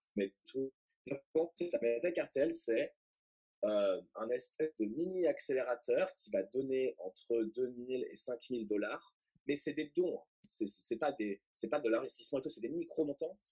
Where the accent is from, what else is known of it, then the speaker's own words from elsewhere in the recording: Boulogne-Billancourt, Île-de-France, France; moved away as an adult; also born or lived in Manchester; je viens de Paris et euh, enfin en fait de Boulogne-Billancourt, donc banlieue parisienne. Euh, de 0 à 18 ans.